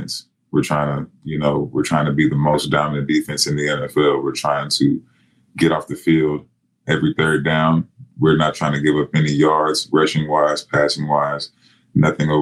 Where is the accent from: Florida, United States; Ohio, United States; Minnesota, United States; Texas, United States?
Texas, United States; We're both from Texas